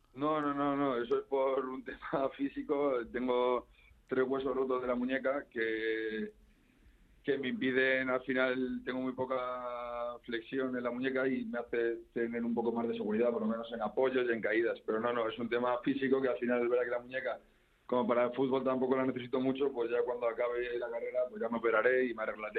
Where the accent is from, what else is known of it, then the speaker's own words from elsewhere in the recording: Community of Madrid, Spain; yo como madrileño